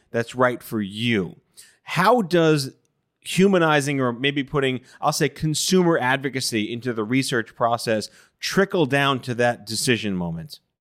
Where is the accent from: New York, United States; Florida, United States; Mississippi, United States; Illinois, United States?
New York, United States; New York City; I'm Jewish from Brooklyn